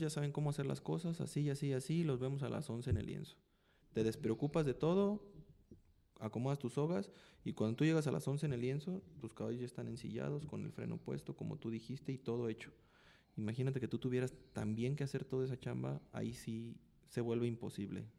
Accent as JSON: {"language": "Spanish", "country": "Mexico", "said": "yo soy de México. Me queda seis horas de aquí de Guadalajara a mi casa."}